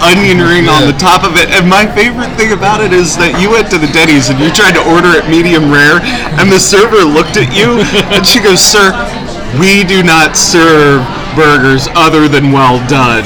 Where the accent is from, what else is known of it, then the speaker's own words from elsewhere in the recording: Gaithersburg, Maryland, United States; where I grew up in Gaithersburg